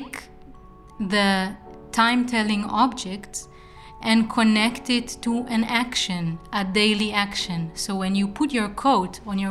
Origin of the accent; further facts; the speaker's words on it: Israel; now in Eindhoven, Netherlands; I come from Israel